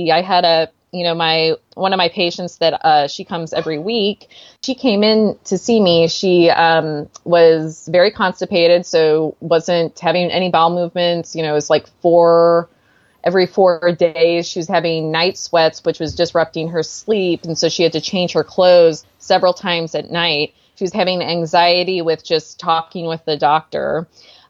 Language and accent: English; Missouri, United States; now in California, United States; I'm from Missouri